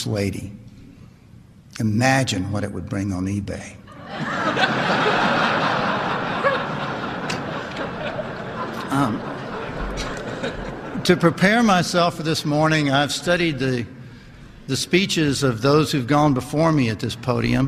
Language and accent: English; Lynchburg, Virginia, United States; also born or lived in Tennessee; I grew up right down the road from here in Lynchburg, Virginia.